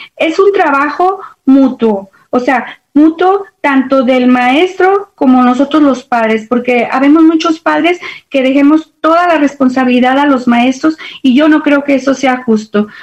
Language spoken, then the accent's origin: Spanish; León, Guanajuato, Mexico; moved away as an adult; now in Dallas, United States; soy originaria de León, Guanajuato, México, muy orgullosamente de mi estado y de mi tierra. Llegué aquí a Estados Unidos porque me casé.